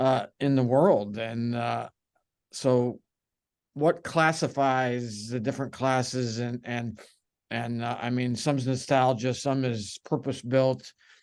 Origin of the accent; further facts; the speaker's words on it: Tiffin, Ohio, United States; I'm from Tiffin, Ohio, nearby there.